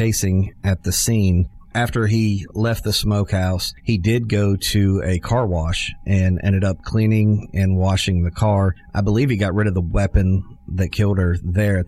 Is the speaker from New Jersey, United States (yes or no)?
no; Nashville, Tennessee, United States; also born or lived in Pittsburgh, Pennsylvania; We moved to Middle Tennessee when I was about 6 years old. We have lived in Middle Tennessee. I grew up in Nashville